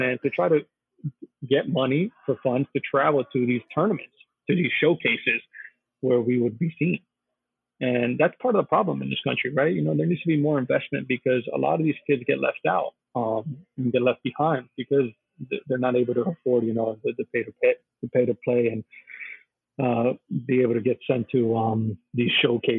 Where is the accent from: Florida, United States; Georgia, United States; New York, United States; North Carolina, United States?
Florida, United States; South; moved away as an adult; also born or lived in Englewood, New Jersey; now in Philadelphia, United States; as a guy growing up in South Florida